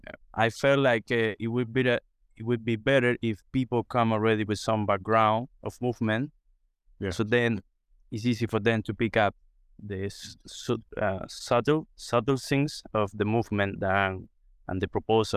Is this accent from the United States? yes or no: no; Cuba; So for me, as I grew up in Cuba and Cuba in the countryside, these games trees are kind of, you know, day by day things